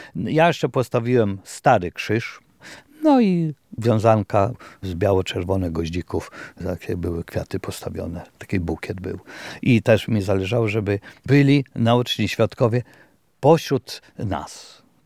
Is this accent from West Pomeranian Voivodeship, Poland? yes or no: no; Deszkowice, Lublin Voivodeship, Poland; moved away; mojej rodzinnej wioski